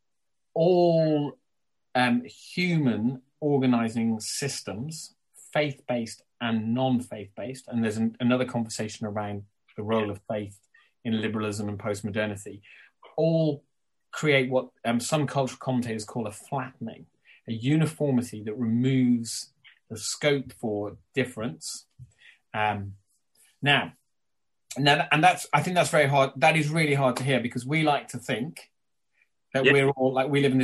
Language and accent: English; Ireland; as an Irishman, albeit with English heritage